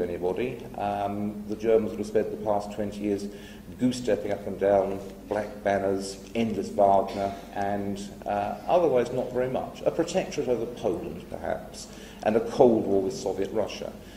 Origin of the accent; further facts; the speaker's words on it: England, United Kingdom; as an Englishman